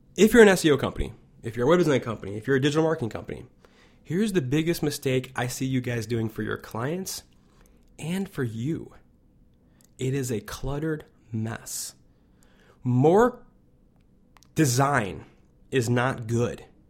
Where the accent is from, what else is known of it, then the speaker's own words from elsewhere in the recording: Chicago, Illinois, United States; I'm from Chicago